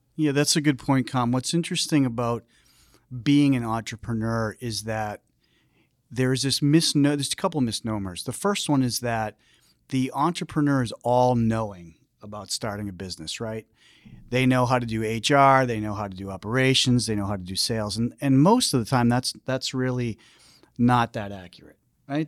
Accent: Foxborough, Massachusetts, United States; I grew up in Foxborough

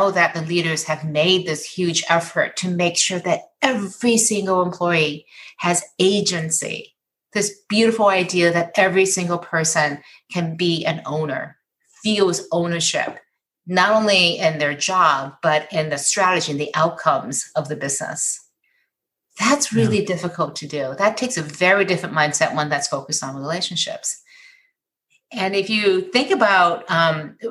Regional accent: Michigan, United States

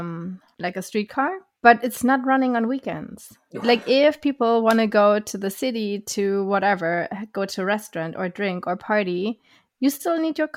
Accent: Germany; I took the train in Germany 2 years ago. I was going from my hometown to Berlin

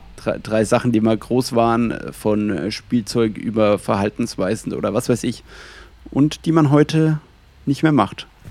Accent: Franconian Switzerland, Bavaria, Germany; also Fränkische Schweiz ist ja eigentlich genau da, wo ich herkomme

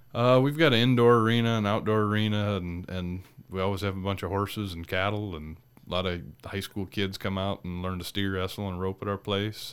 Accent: State Center, Iowa, United States; now in North Dakota, United States; where my sister and I grew up in State Center, Iowa.

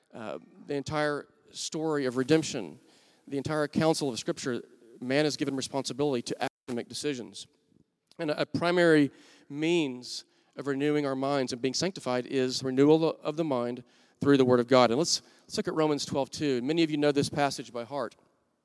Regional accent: Wichita Falls, Texas, United States; now in Oklahoma City, United States; I'm from Wichita Falls, Texas

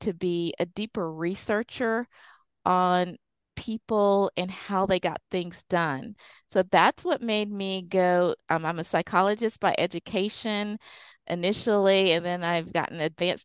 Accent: Deep South, United States; I grew up in the Deep South

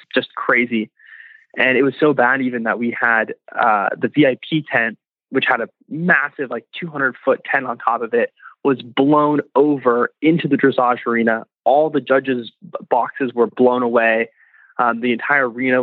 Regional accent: Ojai, California, United States; also born or lived in Ventura, California; I was born in Ventura in California, which is just kind of a small beachy town. And I grew up riding in Ojai, which is about 20 minutes away from where I was born

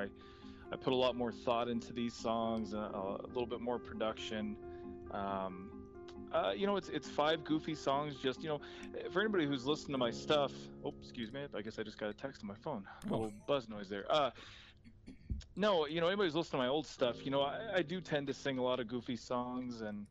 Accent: Southern Indiana, United States; moved away as an adult; also born or lived in Fargo, North Dakota; now in North Dakota, United States; I'm originally from Southern Indiana

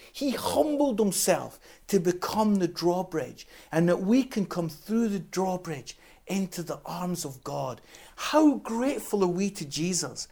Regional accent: Scotland, United Kingdom; I'm Scottish

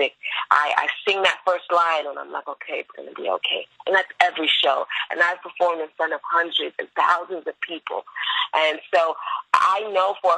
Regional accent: Florida, United States; I am from Florida.

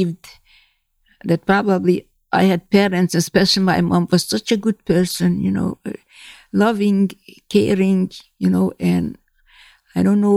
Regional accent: Hungary; English is a second language; moved away as an adult; from my hometown, only I and two other girls survived

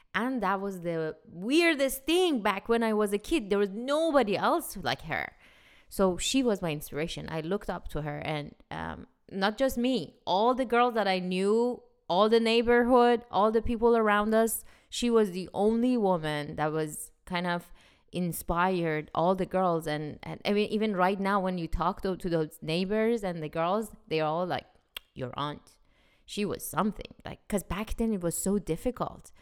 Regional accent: Iran; now in United States; When I was growing up in Iran

